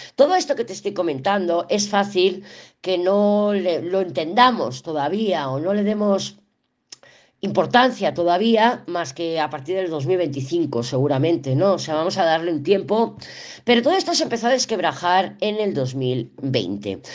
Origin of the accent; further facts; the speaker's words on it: Barcelona, Catalonia, Spain; moved away as an adult; also born or lived in Andorra; now in Sahagún, Spain; yo soy de Barcelona, yo soy muy cosmopolita, soy de Barcelona, además ciudad, o sea, capital. Yo nací en la calle Sevilla, en la Barceloneta